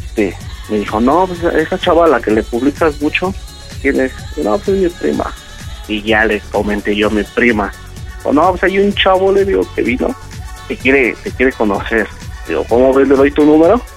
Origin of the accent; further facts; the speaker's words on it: Tizayuca, Hidalgo, Mexico; yo soy de Tizayuca